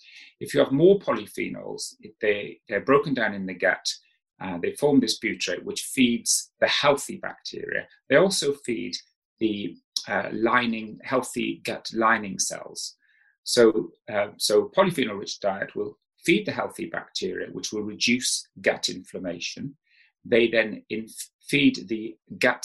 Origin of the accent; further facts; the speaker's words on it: South Wales, United Kingdom; moved away as an adult; when I grew up in South Wales